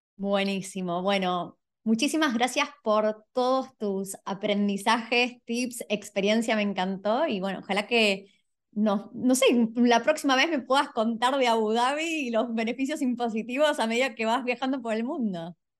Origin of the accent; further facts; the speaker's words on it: Buenos Aires, Argentina; moved away; yo soy de Buenos Aires, no tenía la playa a 200 metros